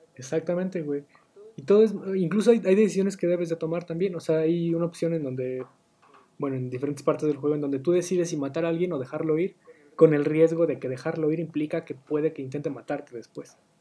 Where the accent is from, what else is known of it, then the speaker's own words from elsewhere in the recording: Mexico; nosotros como mexicanos